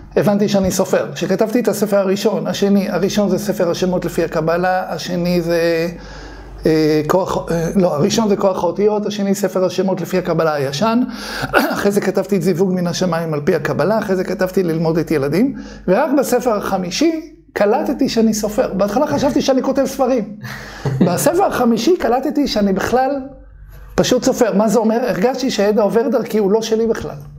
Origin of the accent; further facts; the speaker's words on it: Bnei Brak, Tel Aviv District, Israel; אני גדלתי בבני ברק